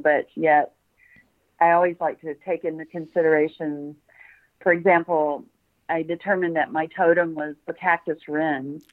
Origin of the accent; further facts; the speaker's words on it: Memphis, Tennessee, United States; also born or lived in Tucson, Arizona / Bloomington, Indiana; now in Salisbury, United States; I was born in Memphis.